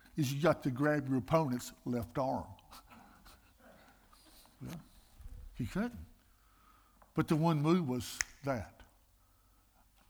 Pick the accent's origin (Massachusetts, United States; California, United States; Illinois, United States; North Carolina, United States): North Carolina, United States; Greensboro; I'm from Greensboro, North Carolina